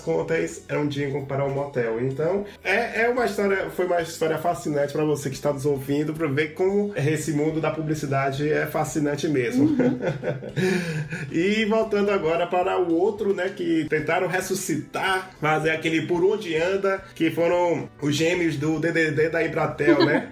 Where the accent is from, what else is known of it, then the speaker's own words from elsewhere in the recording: Salvador, Bahia, Brazil; eu sou aqui de Salvador